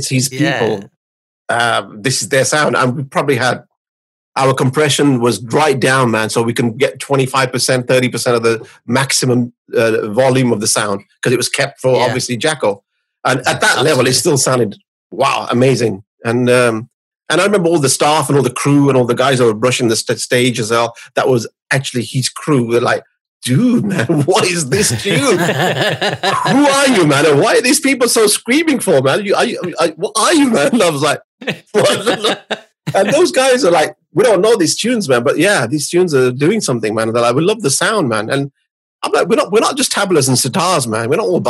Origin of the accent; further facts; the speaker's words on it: India; I came from India, just like the sun.